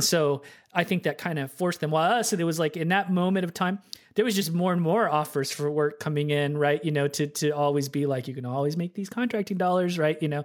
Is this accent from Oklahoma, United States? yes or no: yes; Oklahoma City, Oklahoma, United States; moved away as an adult; now in Seattle, United States; I grew up in Oklahoma City